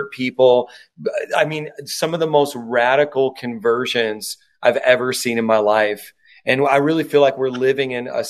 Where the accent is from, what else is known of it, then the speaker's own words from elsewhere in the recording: Northwest Indiana, United States; moved away as an adult; now in New York City, United States; I'm originally from Northwest Indiana